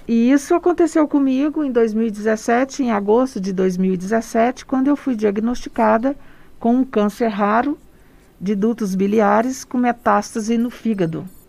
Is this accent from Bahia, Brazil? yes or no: no; interior of Goiás, Brazil; also born or lived in Goiânia; Eu sou goiana, do interior de Goiás, nasci no Cerrado, sou apaixonada pelo Cerrado e estou aqui em Goiânia já há algum tempo